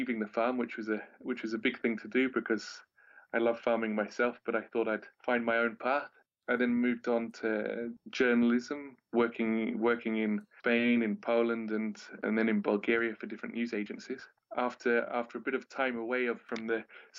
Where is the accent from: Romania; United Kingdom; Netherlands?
United Kingdom; Wales; moved away as an adult; when I was a teenager growing up in Wales